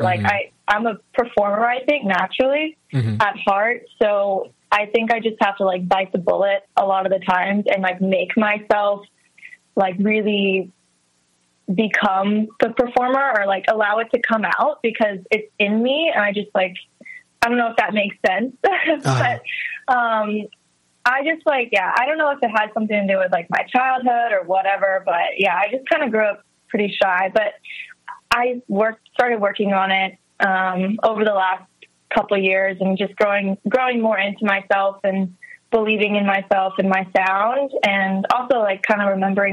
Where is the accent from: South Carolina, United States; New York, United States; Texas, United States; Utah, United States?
Texas, United States; I grew up on a horse farm in a really small town in Texas